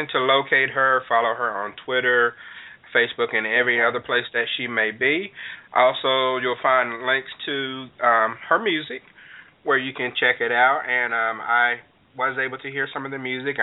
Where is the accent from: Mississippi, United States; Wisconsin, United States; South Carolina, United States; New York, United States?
Mississippi, United States; I was born and raised in Mississippi